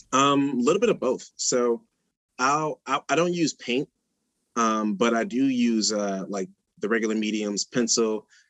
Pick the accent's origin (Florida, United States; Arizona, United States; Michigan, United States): Michigan, United States; Detroit; moved away as an adult; also born or lived in Pontiac, Michigan; now in Iowa, United States; I'm from Detroit, and I moved to the Pontiac when I was uh, 16